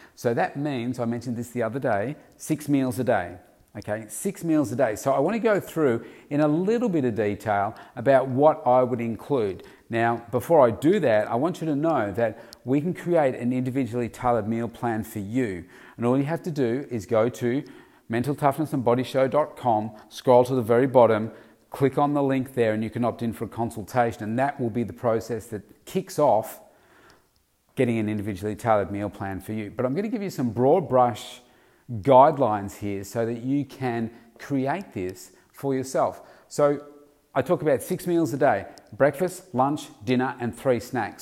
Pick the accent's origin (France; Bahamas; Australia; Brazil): Australia; Victoria; my hometown state of Victoria